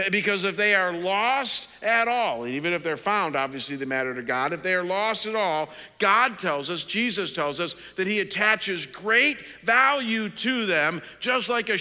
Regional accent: Cleveland, Ohio, United States; moved away as an adult; also born or lived in Detroit / London, Ontario; my hometown in Cleveland

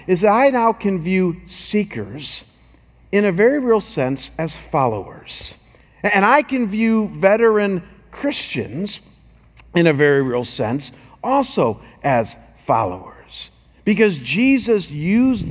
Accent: Chagrin Falls, Ohio, United States; moved away as an adult; now in Scottsdale, United States; I was back in my hometown of Chagrin Falls and pastoring my home church

